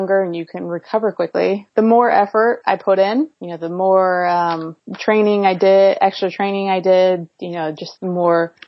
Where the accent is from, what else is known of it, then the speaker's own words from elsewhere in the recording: Modesto, California, United States; I grew up in the Central Valley of California in a little farm town called Modesto